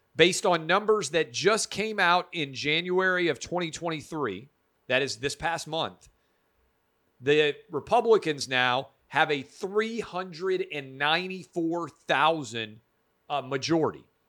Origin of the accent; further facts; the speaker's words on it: Nashville, Tennessee, United States; I spent the COVID era in Nashville, uh, my hometown here in Tennessee